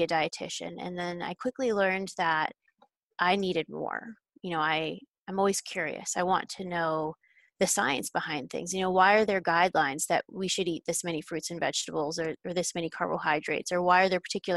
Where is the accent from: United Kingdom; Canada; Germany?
Canada; I grew up in Canada